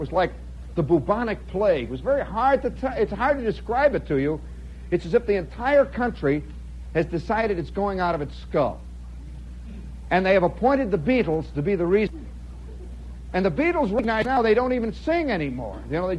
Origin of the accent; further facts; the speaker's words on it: United States; I'm an American